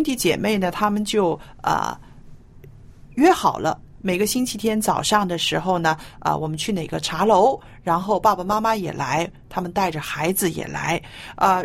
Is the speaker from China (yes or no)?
yes; China; 感恩就是我们中国人说的知足